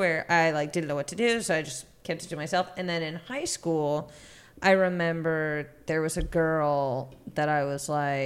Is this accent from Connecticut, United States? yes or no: yes; Connecticut, United States; moved away as an adult; we're from Connecticut